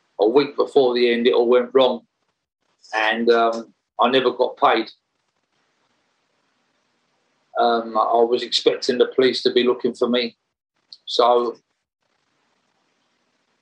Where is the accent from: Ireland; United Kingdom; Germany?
United Kingdom; Romford, London; I was born in Rush Green in Romford, and I was brought up by my mum